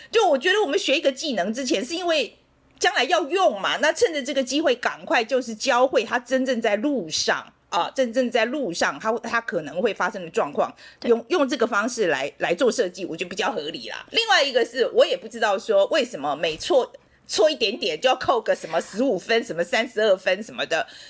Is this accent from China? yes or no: no; Taiwan; moved away as an adult; also born or lived in United States; 我们台湾人